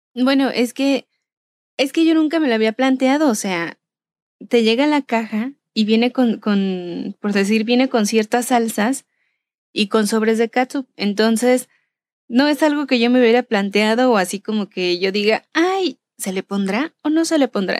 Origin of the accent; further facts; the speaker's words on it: Michoacán, Mexico; Y yo soy originaria de Michoacán.